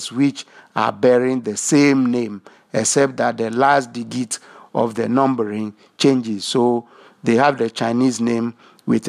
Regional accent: Ghana

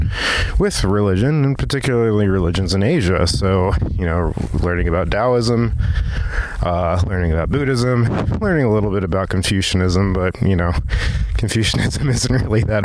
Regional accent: Virginia Beach, Virginia, United States; also born or lived in Silver Spring, Maryland; I was actually born in Silver Spring, Maryland. And I moved down to Virginia Beach when I was 3 years old.

